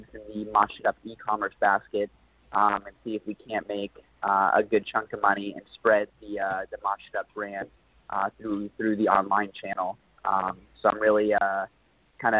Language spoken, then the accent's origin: English; Dallas, Texas, United States; now in Los Angeles, United States; I come from Dallas, Texas